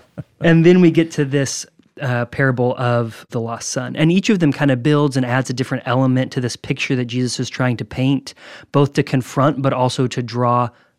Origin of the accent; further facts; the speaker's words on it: Nashville, Tennessee, United States; from East Nashville.